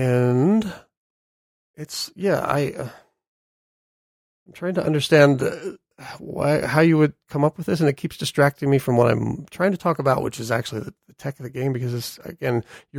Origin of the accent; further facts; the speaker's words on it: United States; I'm American.